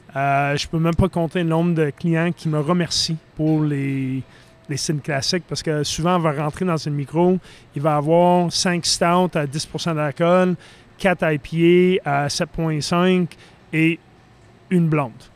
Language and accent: French; Philadelphia, Pennsylvania, United States; moved away; je viens de la Philadelphie